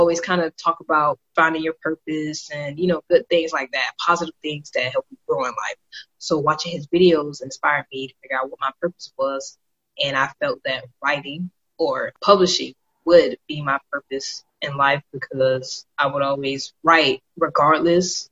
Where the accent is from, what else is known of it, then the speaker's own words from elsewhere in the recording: Miami, Florida, United States; moved away as an adult; now in Fort Bragg, United States; I'm from Miami, Florida, originally